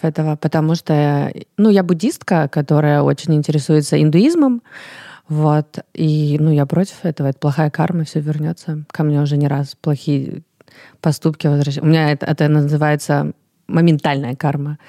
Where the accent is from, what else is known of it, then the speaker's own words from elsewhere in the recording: Russia; also born or lived in Paris; я русская